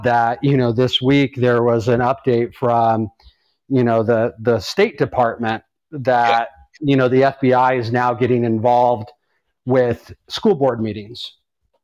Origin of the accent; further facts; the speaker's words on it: Tucson, Arizona, United States; I'm from Tucson